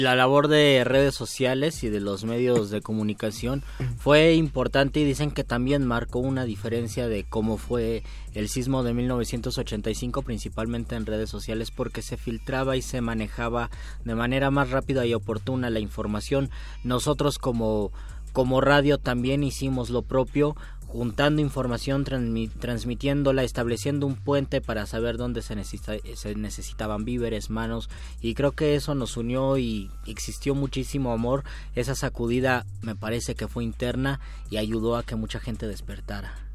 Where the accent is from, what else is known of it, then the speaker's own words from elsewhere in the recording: Mexico; nuestra perspectiva como mexicanos